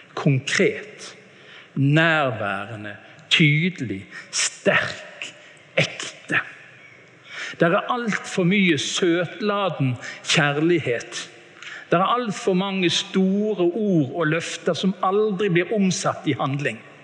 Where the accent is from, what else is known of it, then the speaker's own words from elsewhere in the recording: Bergen, Vestland, Norway; Jeg hadde besøk hjemme i Bergen av en tante